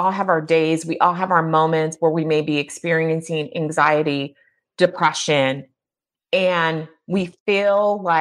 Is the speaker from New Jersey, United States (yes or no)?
no; California, United States; now in Midwest, United States; growing up in California and moving to the Midwest, and even though my parents were Midwesterners